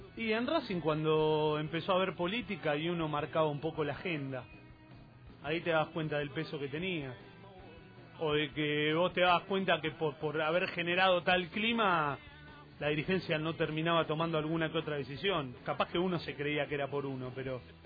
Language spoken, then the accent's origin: Spanish; Avellaneda, Buenos Aires Province, Argentina; soy Avellaneda